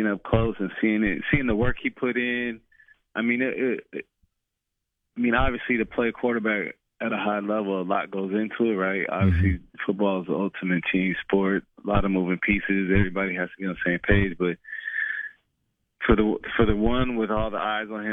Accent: Los Angeles, California, United States; moved away as an adult; also born or lived in Saskatchewan / Virginia; I'm in Los Angeles, California. So back in the good weather, the sunshine, my hometown.

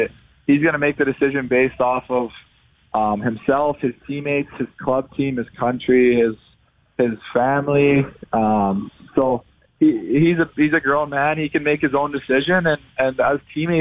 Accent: Toronto, Ontario, Canada; growing up in Toronto

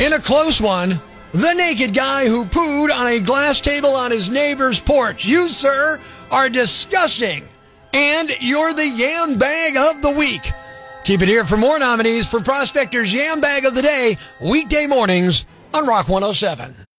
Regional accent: United States; I happen to be a U.S. citizen mostly because I was born here

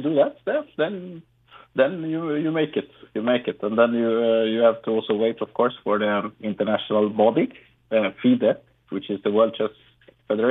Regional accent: Sweden; also born or lived in Colombia; I'm from Colombia, mm-hmm. so I got adopted to Sweden

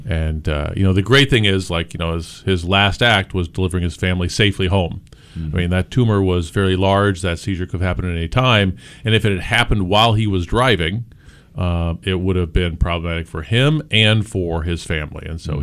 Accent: Gifford, Illinois, United States; I grew up in Gifford, Illinois

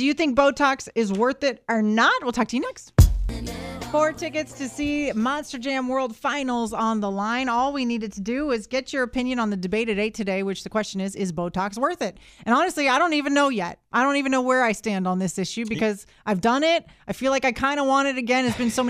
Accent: The Woodlands, Texas, United States; I grew up in the Woodlands.

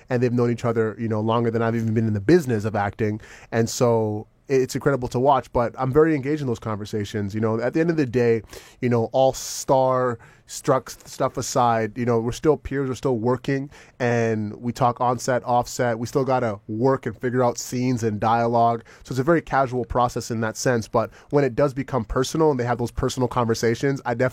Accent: Toronto, Ontario, Canada; moved away as an adult; also born or lived in Jamaica (ancestry); now in Los Angeles, United States; I'm from Scarborough, you know what I'm saying? And like, you know, being from Scarborough, being from Metro Housing in Scarborough, living in the hood of my mom and my brothers

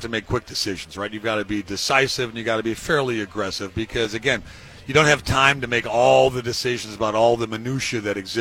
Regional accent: Cleveland, Ohio, United States; I'm from Cleveland

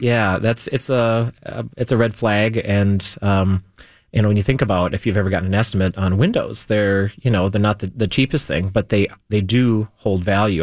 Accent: South Metro, Minnesota, United States; where my hometown stuff is

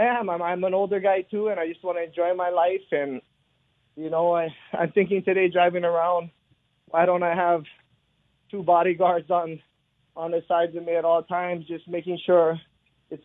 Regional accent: Hawaii, United States; I grew up in Hawaii in the 80s.

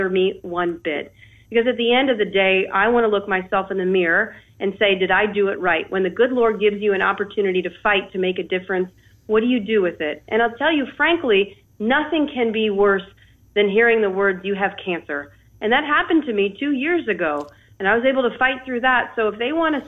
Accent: Troy, Ohio, United States; now in Florida, United States; growing up in Troy, Ohio, blue-collared manufacturing community

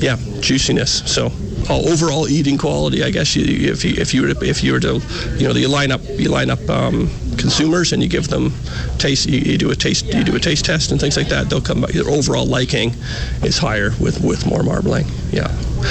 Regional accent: Ontario, Canada; accent: Ontario; now in Australia; I'm from Canada originally, so that's the accents from Ontario.

